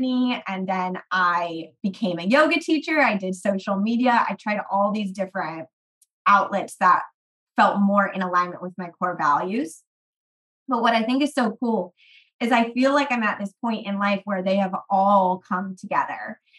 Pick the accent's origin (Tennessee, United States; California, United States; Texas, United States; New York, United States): California, United States; I am from the Bay Area. I have lived all over California because my dad moved us around a lot.